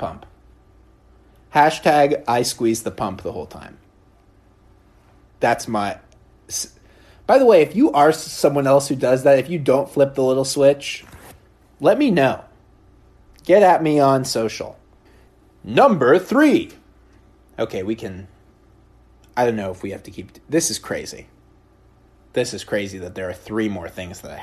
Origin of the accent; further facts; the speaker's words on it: Oregon, United States; now in New York, United States; I grew up in Oregon